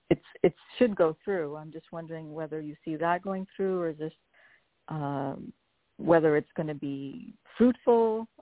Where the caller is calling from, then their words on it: New Jersey, United States; also born or lived in San Francisco area; I'm calling from New Jersey.